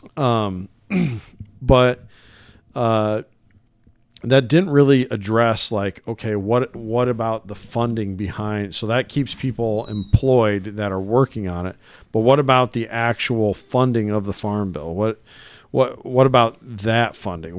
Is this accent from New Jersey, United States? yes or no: no; Illinois side, United States; also born or lived in Davenport, Iowa; I grew up nearby in the Quad City area. but on the Illinois side of the river.